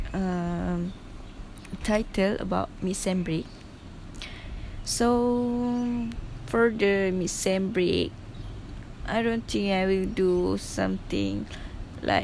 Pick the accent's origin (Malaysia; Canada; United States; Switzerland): Malaysia; Kelantan; English is a second language; moved away as an adult; I'm at my hometown.